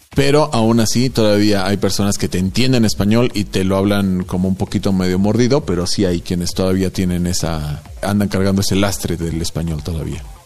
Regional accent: Mexico; para nosotros, para los mexicanos

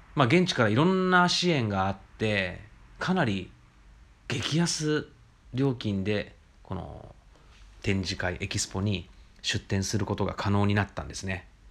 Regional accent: Japan; 僕ら日本人

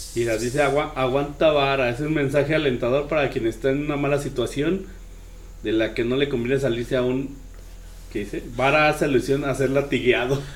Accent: San Luis Potosí, Mexico; mi estado San Luis

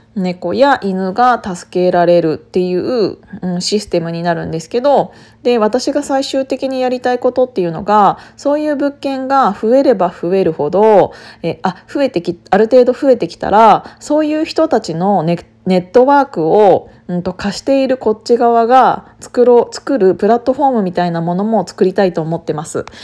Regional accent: Kiryu, Gunma, Japan; 私、群馬県の桐生市出身だから

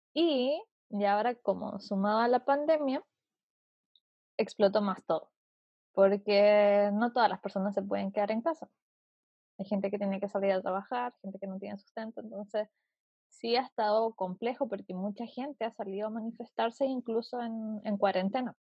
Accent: Puerto Montt, Los Lagos, Chile; also born or lived in Viña del Mar; now in Santiago, Chile; yo soy de Puerto Montt, que es un pueblito, no es un pueblo, es una ciudad sur de Chile

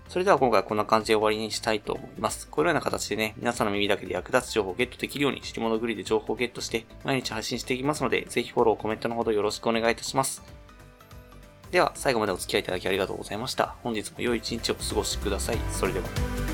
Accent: Ishikawa, Japan; now in Chiba, Japan; 石川出身だったりするので、まあ、結構今、千葉、千葉でもまあ結構落ち着いてはいるんですけど

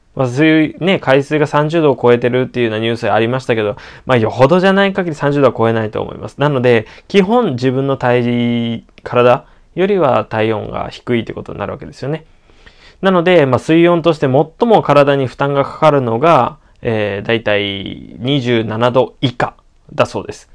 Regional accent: Okinawa, Japan; 私沖 縄出身でもあるので

